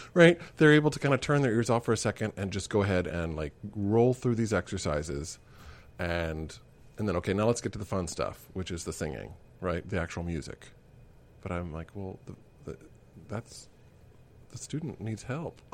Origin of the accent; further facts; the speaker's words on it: Kansas City, United States; I grew up in Kansas City